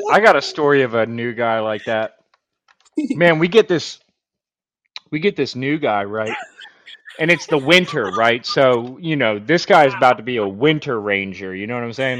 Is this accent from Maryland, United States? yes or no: yes; Baltimore, Maryland, United States; also born or lived in Fayetteville; I'm from Baltimore